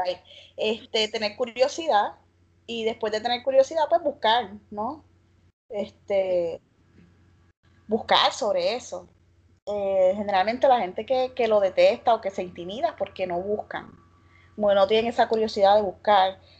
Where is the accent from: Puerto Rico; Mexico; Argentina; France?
Puerto Rico; Arecibo; yo soy de Arecibo y de Atillo